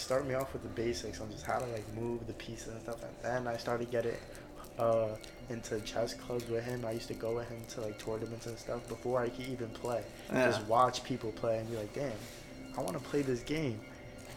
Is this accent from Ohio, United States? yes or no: no; Bayonne, New Jersey, United States; my childhood, growing up in Bayonne